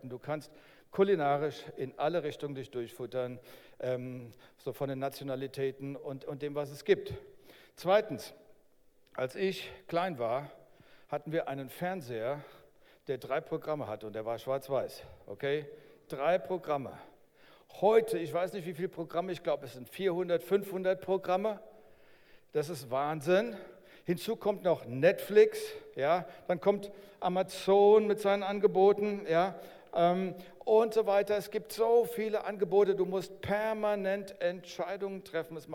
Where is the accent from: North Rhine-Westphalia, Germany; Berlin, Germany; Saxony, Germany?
Berlin, Germany; Okay, ich, bin ich bin auch ein Berliner, ich bin dort geboren.